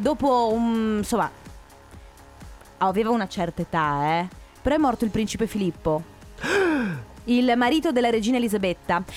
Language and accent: Italian; Sicily, Italy; now in Veneto, Italy; io sono nata in Sicilia eh, e da tanti anni, oltre il Covid, saranno 4-5 anni che io non scendo giù a Catania